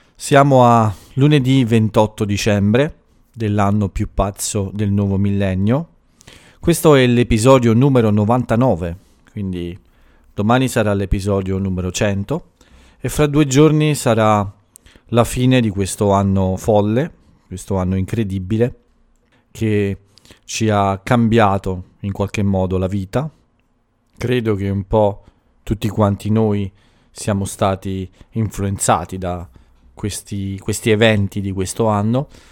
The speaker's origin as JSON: {"language": "Italian", "country": "Italy", "moved": "yes"}